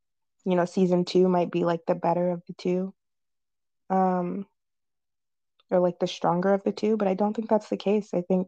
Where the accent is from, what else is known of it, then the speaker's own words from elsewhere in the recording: Florida, United States; I'm from Florida